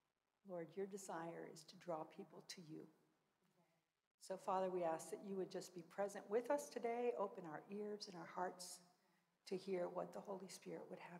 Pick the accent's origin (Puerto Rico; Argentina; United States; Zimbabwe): Argentina; I grew up in Argentina, actually. My folks were missionaries as well. And so Spanish has been my second language, really, from the time I was very young.